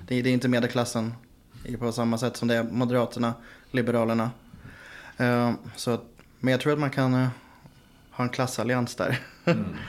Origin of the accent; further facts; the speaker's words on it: Västerås, Västmanland, Sweden; now in Gothenburg, Sweden; Jag bor i Göteborg. Jag är från Västerås